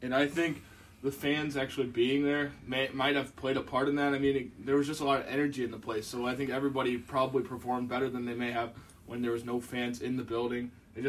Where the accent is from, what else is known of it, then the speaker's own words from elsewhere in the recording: Northwest Indiana, United States; I'm from Northwest Indiana, but often in Chicago for events held by the Bears, the Bulls, and either Chicago baseball team.